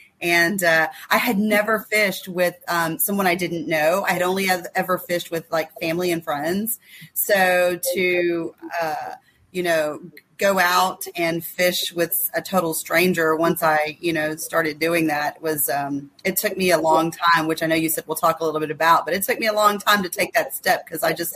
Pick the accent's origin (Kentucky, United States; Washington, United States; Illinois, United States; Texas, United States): Texas, United States; Houston; also born or lived in Sam Rayburn Reservoir, Texas; I grew up in Houston